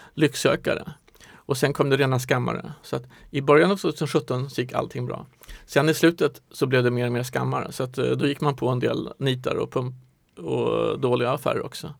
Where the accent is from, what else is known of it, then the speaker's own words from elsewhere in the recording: Stockholm, Stockholm County, Sweden; also born or lived in Norrland / Singapore; jag är född i Stockholm, har bott i Norrland ett tag